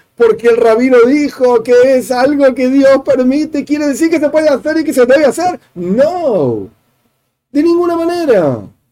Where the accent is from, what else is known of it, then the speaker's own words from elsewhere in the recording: Argentina; yo vivo en Argentina, soy argentino, nací en Argentina